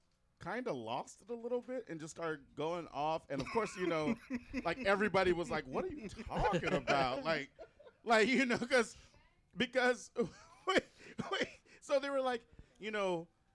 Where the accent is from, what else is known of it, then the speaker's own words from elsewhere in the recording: California, United States; I'm from California, which is known for earthquakes